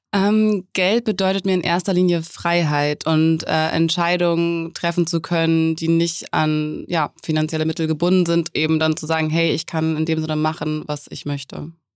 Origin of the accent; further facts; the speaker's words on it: Hamburg, Germany; moved away as an adult; also born or lived in Munich; ich komme aus Hamburg und bin nach München gezogen für ein Studium